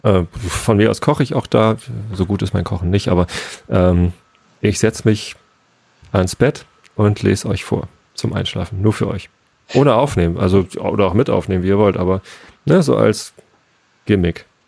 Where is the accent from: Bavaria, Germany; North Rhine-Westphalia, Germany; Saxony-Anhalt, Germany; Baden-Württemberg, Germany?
Baden-Württemberg, Germany; Freiburg; ich als Freiburger